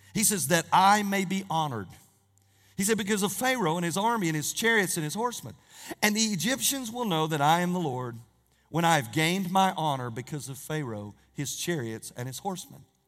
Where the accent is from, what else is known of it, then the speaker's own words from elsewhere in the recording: Norris, United States; growing up in Norris, and I had three brothers